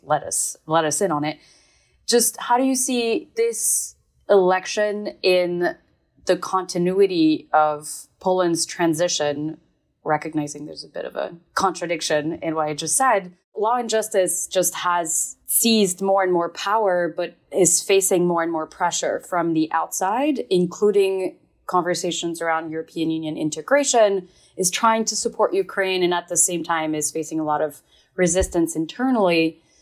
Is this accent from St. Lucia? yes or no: no; Belgium; moved away; I was born and raised in Belgium